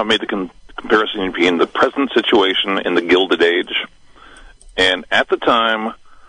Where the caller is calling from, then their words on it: Willits, California, United States; I'm calling from Willits.